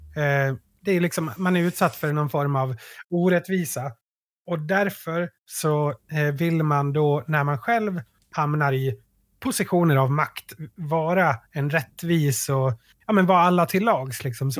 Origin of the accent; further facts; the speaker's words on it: Sweden; vi som svenskar